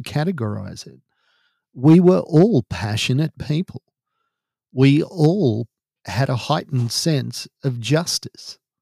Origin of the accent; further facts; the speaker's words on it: Australia; we're Australian